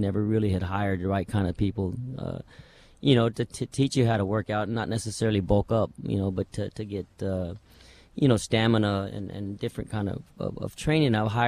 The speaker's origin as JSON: {"language": "English", "town": "Roswell", "region": "New Mexico", "country": "United States", "tie": "born or raised there", "said": "You know, it was great growing up around there, first of all, because I was surrounded with horses."}